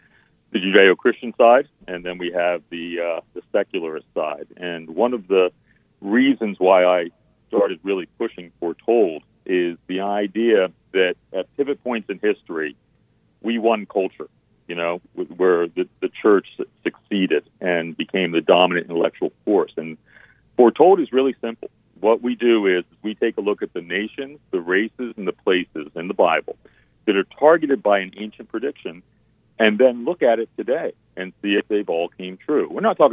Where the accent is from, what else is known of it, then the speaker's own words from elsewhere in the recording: Philadelphia, Pennsylvania, United States; I am from the Philadelphia area.